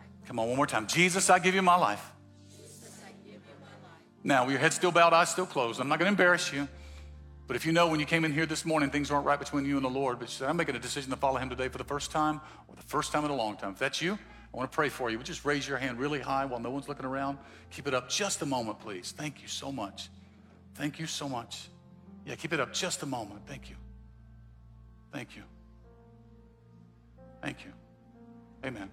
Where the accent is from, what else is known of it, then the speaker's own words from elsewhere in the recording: Mississippi, United States; I'm from Mississippi.